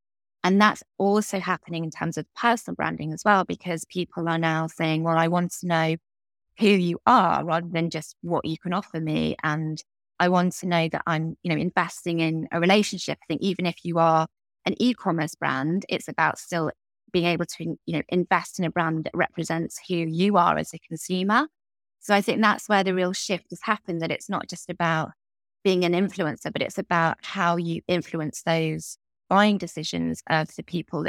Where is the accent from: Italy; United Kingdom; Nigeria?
Italy; My parents just drank coffee and I grew up in Italy for a few years and so it was just like coffee all the way.